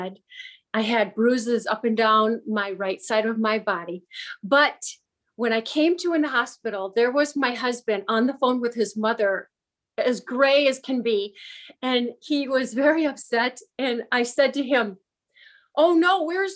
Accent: Michigan, United States; I was born in Michigan

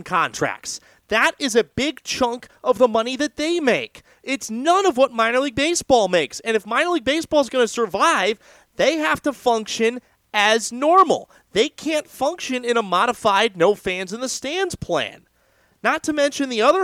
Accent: California, United States; my home state

